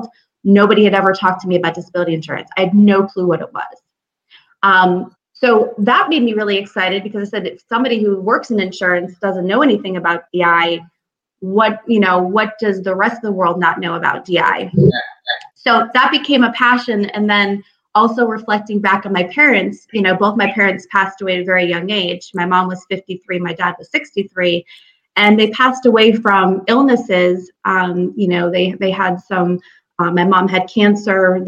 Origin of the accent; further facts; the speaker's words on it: Springfield, Massachusetts, United States; moved away as an adult; also born or lived in Florida; now in Troy, United States; I'm from Springfield, Massachusetts. Home of the Basketball Hall of Fame, and that's about it. So growing up in Springfield